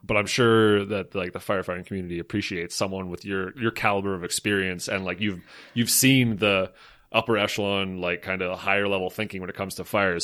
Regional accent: Slave Lake, Alberta, Canada; growing up in Slave Lake

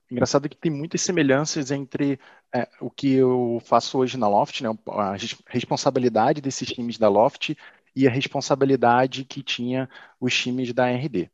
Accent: Teresópolis, Rio de Janeiro, Brazil; de Teresópolis, que é a cidade em que eu nasci, e região serrana do Rio

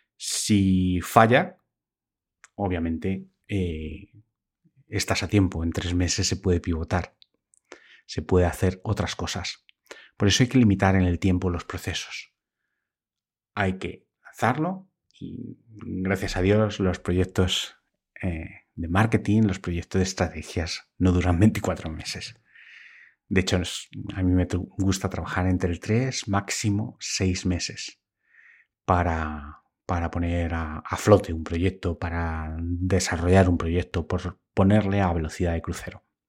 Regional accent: Spain; aquí en España

